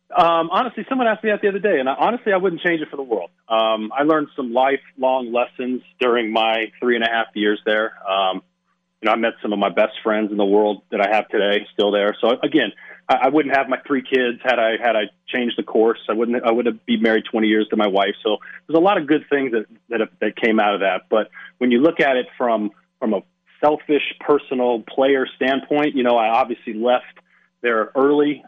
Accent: Las Vegas, Nevada, United States; born and raised in Las Vegas

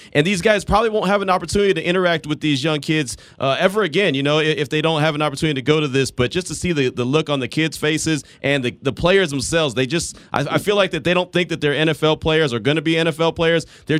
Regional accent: Texas, United States; You know, I came from Central Texas, and there's a lot of Baylor players represented there I've been checking out.

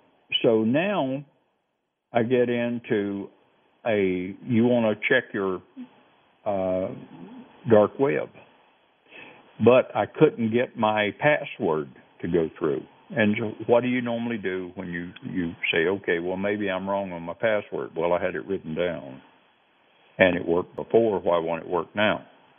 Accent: the South, United States; you know how I talk. I'm very slow. I'm from the South.

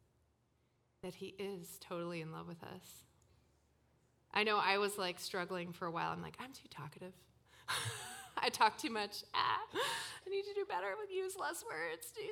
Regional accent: Toronto, Ontario, Canada; moved away; I came from Toronto, grew up in Toronto

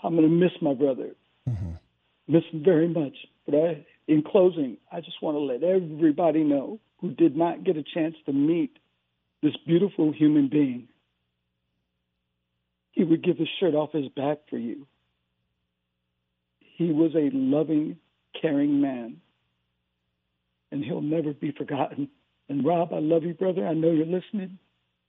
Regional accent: San Francisco, California, United States; I was from San Francisco.

